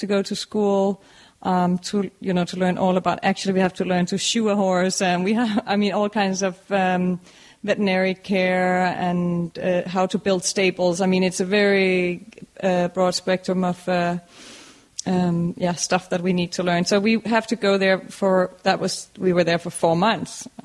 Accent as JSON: {"language": "English", "country": "Denmark", "tie": "born or raised there", "moved": "as an adult", "lives_now": "Wellington, United States", "said": "I came from Denmark over 7 years ago, and with my family, my husband and our two children"}